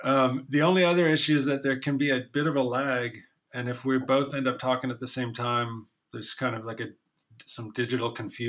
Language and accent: English; Ann Arbor, Michigan, United States; I'm from Ann Arbor, so we had a pretty high weird quotient.